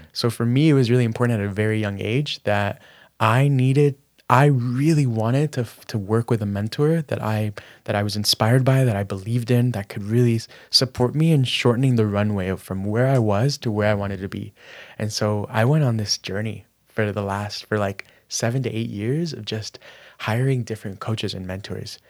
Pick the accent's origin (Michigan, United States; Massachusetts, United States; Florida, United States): Florida, United States; Miami; growing up in Miami, my parents were immigrants from Managua, Nicaragua